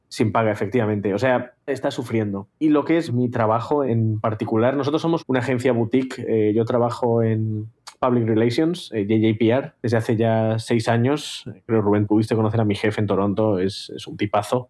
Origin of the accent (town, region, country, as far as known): Spain; now in Los Angeles, United States